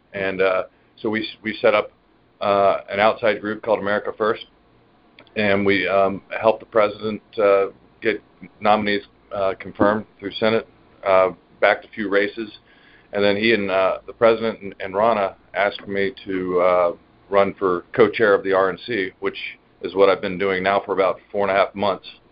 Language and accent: English; Dallas, Texas, United States; I'm from Dallas, Texas